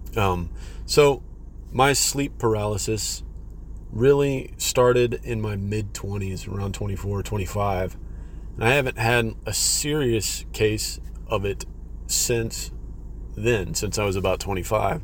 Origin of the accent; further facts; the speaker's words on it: Texas, United States; I'm from Texas, so all this stuff is happening to me in Texas